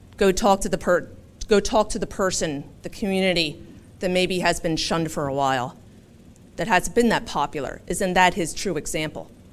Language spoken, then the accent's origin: English; Philadelphia, Pennsylvania, United States; moved away as an adult; now in Rochester, United States; I am from Philadelphia, born and raised.